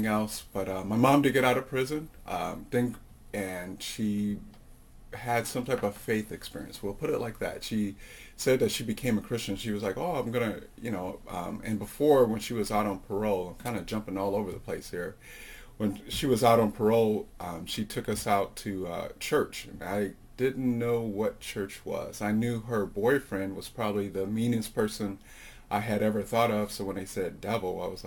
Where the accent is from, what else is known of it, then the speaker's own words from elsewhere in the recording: Chicago, Illinois, United States; now in Thule, Greenland; I come from Chicago. I told you that great place in Illinois, the land of Lincoln